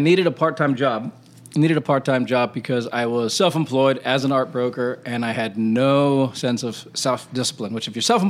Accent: Hawaii, United States; moved away; also born or lived in India / Wisconsin; And then I loved Arizona because I was from Hawaii, and I'd just come from living in India and Wisconsin.

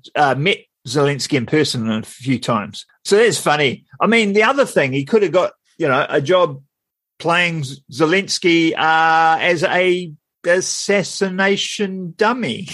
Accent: Wellington, New Zealand; I'm from Wellington

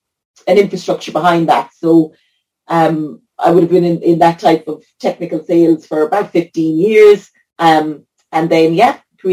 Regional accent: County Limerick, Ireland; also born or lived in County Kerry; now in Killarney, Ireland; I live just outside Killarney in County Kerry. I'm from County Limerick.

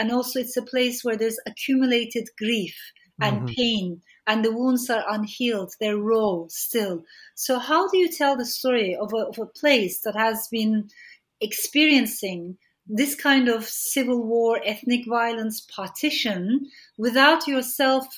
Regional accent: Turkey; I grew up in Turkey

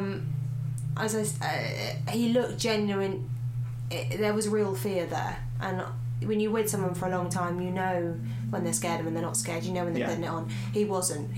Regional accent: Sussex, South East England, United Kingdom; the old house I grew up in Sussex

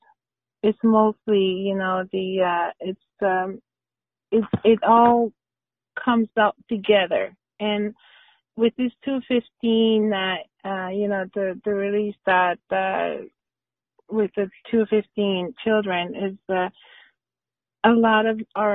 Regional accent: Davis Inlet, Newfoundland and Labrador, Canada; where I was from, which was Davidsonland, and that was the labeling I received from Newfoundland because I was from Davidsonland.

